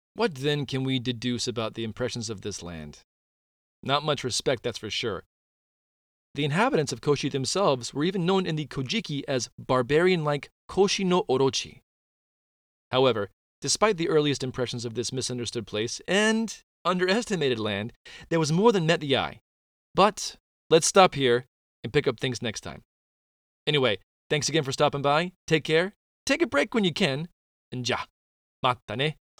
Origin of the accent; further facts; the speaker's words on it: North Carolina, United States; North Carolina is my hometown